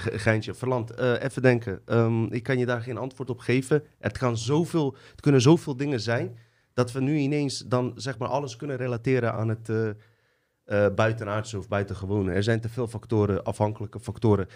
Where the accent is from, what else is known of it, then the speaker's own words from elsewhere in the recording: Bosnia & Herzegovina; ik kom uit Bosnië.